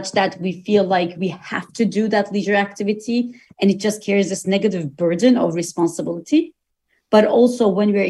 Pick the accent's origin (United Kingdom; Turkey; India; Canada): Turkey; now in United States; I go to Turkey often because I am originally from Turkey